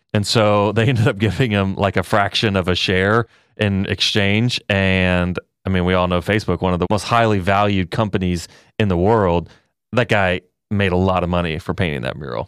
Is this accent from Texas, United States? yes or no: yes; Texas, United States; I'm from Texas